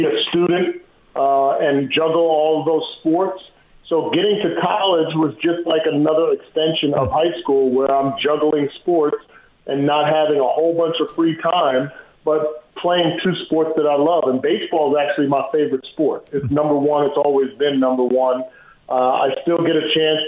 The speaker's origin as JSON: {"language": "English", "region": "New Jersey", "country": "United States", "tie": "born or raised there", "also_born_or_lived": "Iowa City", "moved": "as an adult", "said": "I'm born and raised in New Jersey, 5 minutes from New York City"}